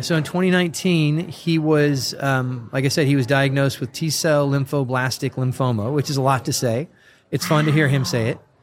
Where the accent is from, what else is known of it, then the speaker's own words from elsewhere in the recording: San Diego, California, United States; also born or lived in Murrieta, California; I grew up North County, San Diego, and I live probably about 40 minutes from there in a, a town called Murrieta, California